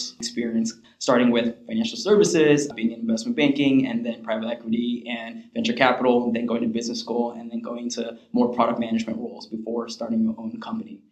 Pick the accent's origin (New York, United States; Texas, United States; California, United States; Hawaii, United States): California, United States; Los Angeles; we're from LA as well.